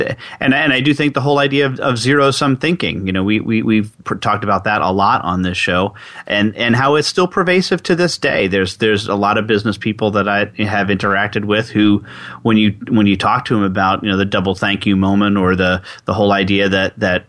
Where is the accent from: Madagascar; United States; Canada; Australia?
United States; New York; I'm from New York